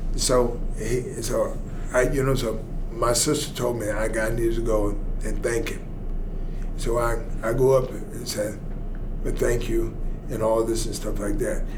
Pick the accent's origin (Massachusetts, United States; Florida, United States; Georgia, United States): Georgia, United States; Atlanta; I'm from Atlanta, Georgia